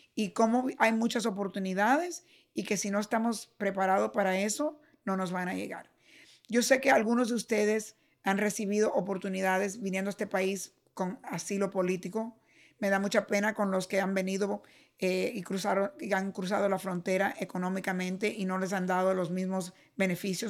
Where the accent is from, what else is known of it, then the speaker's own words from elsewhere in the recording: Cuba; now in United States; nací en Cuba y vine aquí